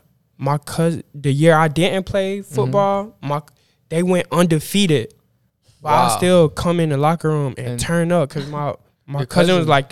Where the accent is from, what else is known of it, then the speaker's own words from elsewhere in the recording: Norcross, Lawrenceville, Georgia, United States; So, I moved from Norcross to Lawrenceville.